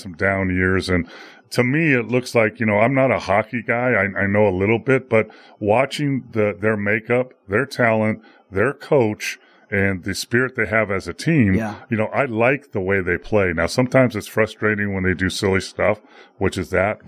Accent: California, United States; I grew up in California riding a skateboard

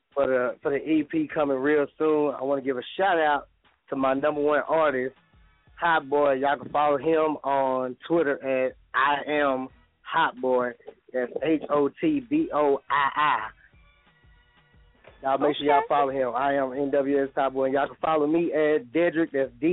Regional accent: Dallas, Texas, United States; Oh, man, I'm from Dallas, Texas, baby. You know, 214.

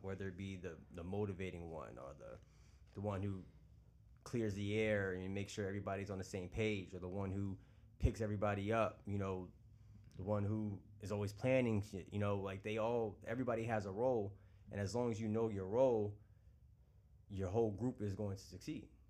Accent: Long Island, New York, United States; moved away as an adult; now in Charlotte, United States; I'm originally from New York, based here in Long Island.

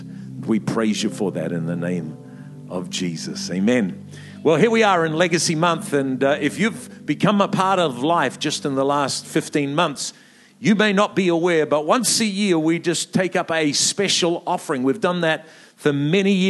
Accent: New Zealand; moved away; also born or lived in Melbourne, Australia; I'm a Kiwi by birth

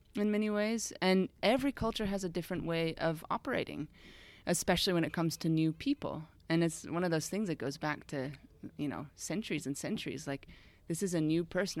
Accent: United States; moved away as an adult; also born or lived in Austria; now in Switzerland; I'm originally from the States, grew up there, and moved over to Europe just after university

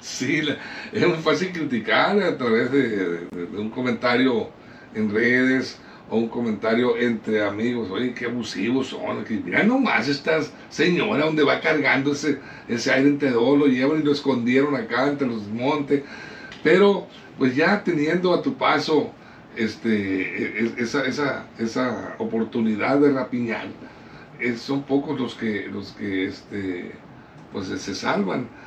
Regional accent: Mexico; somos los mexicanos

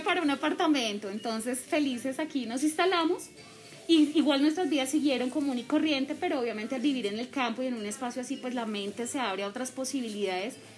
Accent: Bogotá, Colombia; moved away as an adult; now in Subachoque, Colombia; yo soy de Bogotá, yo soy adoptada de Subachoque

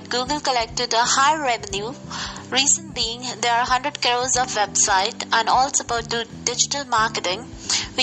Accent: India; from India

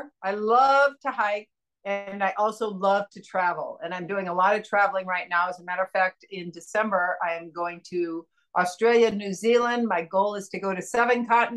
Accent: Indiana, United States; moved away as an adult; now in San Diego, United States; I was born in Indiana.

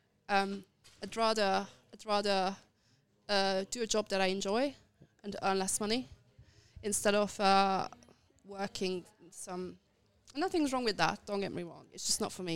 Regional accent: Hungary; moved away as an adult; also born or lived in London; now in Budapest, Hungary; I am from Hungary. I lived in London

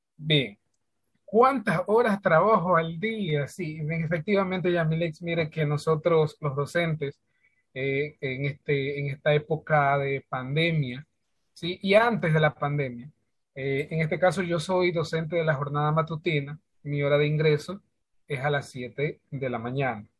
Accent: Santa Elena, Ecuador; de acá de la provincia de Santa Elena.

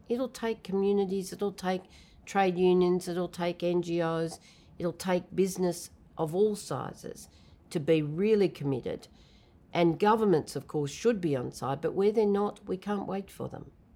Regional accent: New South Wales, Australia; I come from Australia, so of course it was in the state of New South Wales

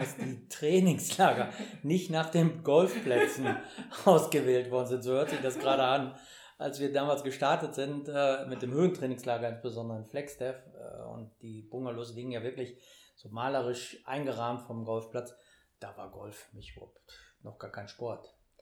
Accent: Münster, North Rhine-Westphalia, Germany; ich komme aus Münster

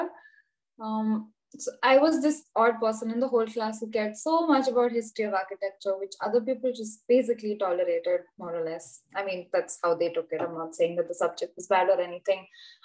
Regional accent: Mumbai, Maharashtra, India; moved away as an adult; now in Cottbus, Germany; I'm from Mumbai, I kind of grew up in a place which is very similar to Cottbus.

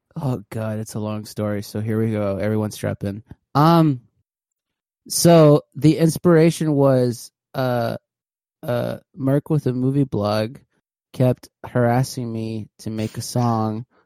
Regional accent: California, United States; moved away as an adult; now in Houston, United States; I'm originally from California, so I graduated high school, moved to Texas

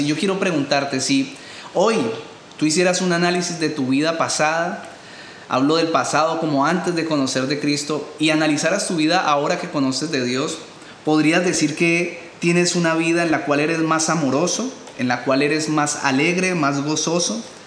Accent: Colombia; los que somos de Colombia

